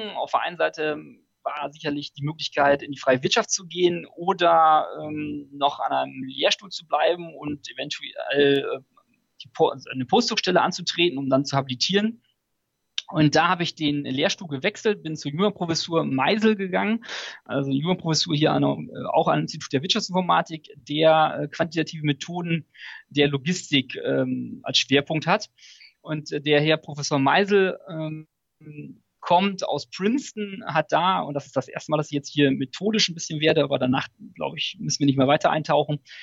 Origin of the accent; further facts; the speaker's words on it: Münsterland, near Münster, North Rhine-Westphalia, Germany; ich bin auch im Münsterland groß geworden, äh, auf dem landwirtschaftlichen ähm, Hof sozusagen, vor den Toren von Münster.